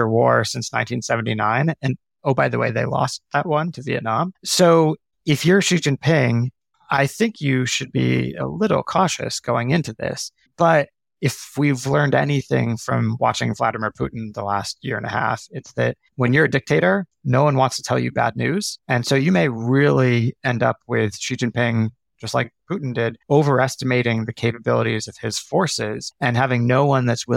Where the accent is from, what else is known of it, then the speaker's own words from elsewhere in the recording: United States; as an American